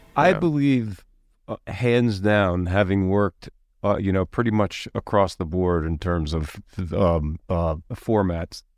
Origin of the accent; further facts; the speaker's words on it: Philadelphia, Pennsylvania, United States; I was growing up in Philadelphia